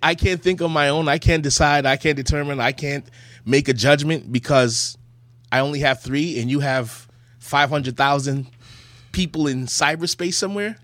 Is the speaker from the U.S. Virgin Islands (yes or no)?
yes; Charlotte Amalie, U.S. Virgin Islands; accent: Virgin Islands patois; moved away; I was born in the Virgin Islands, Saint Thomas, and in the Virgin Islands, um, we talk like this